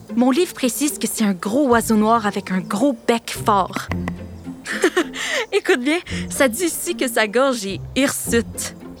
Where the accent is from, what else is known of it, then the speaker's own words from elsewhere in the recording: Canada; chez nous au Canada